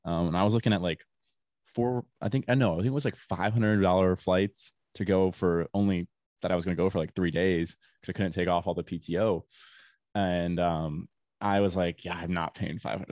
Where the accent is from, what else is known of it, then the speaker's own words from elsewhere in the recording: Florida, United States; I'm from Florida